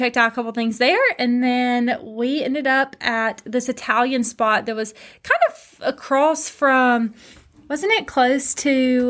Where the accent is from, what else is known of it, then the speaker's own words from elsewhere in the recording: Stirling, Scotland, United Kingdom; I'm from Stirling, and Stirling to Edinburgh is about 45 minutes.